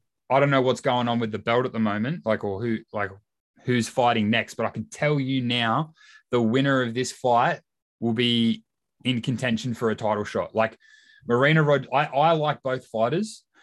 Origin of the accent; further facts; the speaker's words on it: Australia; I'm Australian